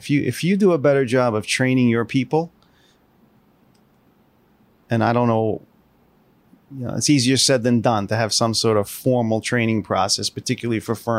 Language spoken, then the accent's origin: English; Hasbrouck Heights, New Jersey, United States; I grew up in the small town of Hasbrook Heights, New Jersey, in northern New Jersey, in southern Bergen County. When people say that, they say, where's that? I like to say, you ever hear of Hackensack?